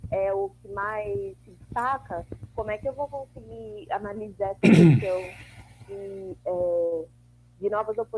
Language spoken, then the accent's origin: Portuguese; São Paulo, Brazil; eu sou de São Paulo